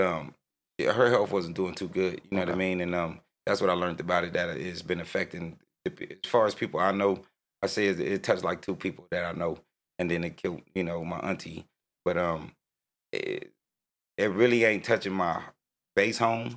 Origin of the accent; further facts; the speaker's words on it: Oceanside, California, United States; also born or lived in New York; I'm from Oceanside, 1980.